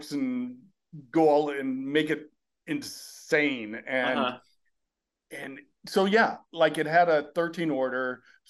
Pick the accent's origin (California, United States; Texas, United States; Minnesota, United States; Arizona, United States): California, United States; Burbank; I grew up in Burbank